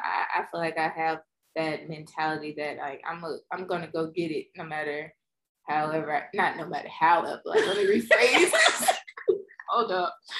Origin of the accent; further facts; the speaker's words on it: Pass Christian, Mississippi, United States; moved away as an adult; also born or lived in New Orleans, Louisiana / Memphis, Tennessee; now in Houston, United States; my hometown is like an hour or less from new orleans wasn't a big move at all but you know it's kind of big to me i come from a small town pastortown mississippi